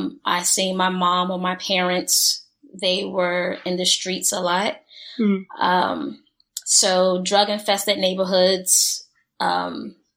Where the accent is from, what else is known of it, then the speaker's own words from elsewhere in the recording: Newark, New Jersey, United States; moved away; I grew up in Newark, New Jersey